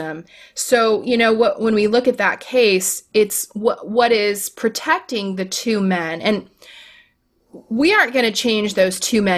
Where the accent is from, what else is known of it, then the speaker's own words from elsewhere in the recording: Florida, United States; I'm from Florida